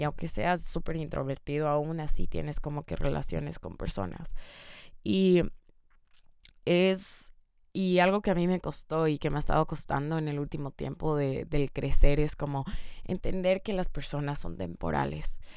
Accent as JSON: {"language": "Spanish", "country": "Ecuador", "moved": "yes", "said": "yo soy de Ecuador"}